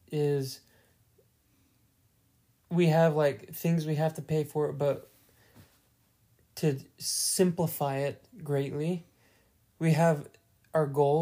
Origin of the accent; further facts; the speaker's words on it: Utah, United States; moved away; we're from Utah, which is like West Coast